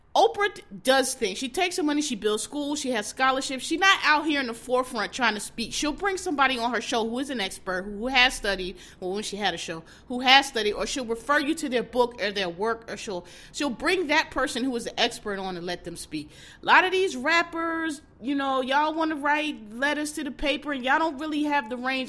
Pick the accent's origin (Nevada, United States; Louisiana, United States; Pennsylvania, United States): Pennsylvania, United States; Philadelphia; I'm from Philadelphia